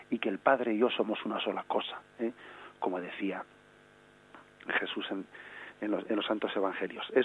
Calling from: Vigo, Galicia, Spain; Buenos días

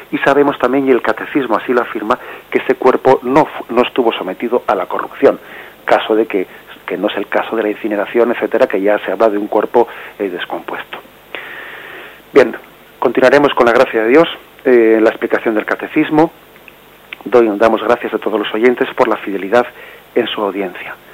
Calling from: Madrid, Community of Madrid, Spain; de Madrid.

